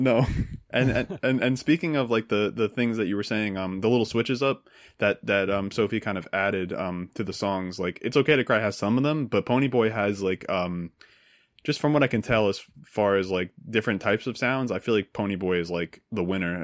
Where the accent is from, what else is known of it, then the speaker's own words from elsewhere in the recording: New Jersey, United States; I grew up in New Jersey